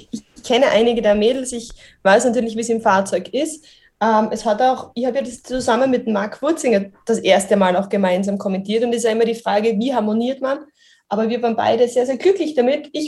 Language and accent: German; Styria, Austria; Ich bin Steirerin, also wirklich so gut wie am Red Bull Ring groß geworden.